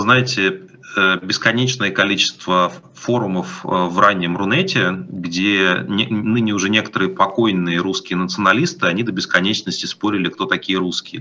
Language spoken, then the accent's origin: Russian; Moscow, Russia; moved away as an adult; now in Europe; я из Москвы